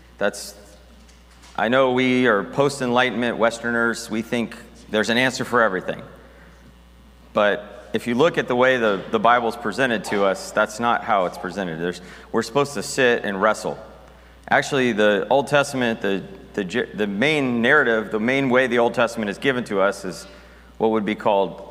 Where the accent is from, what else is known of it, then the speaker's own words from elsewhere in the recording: United States; the various Christian traditions I grew up in America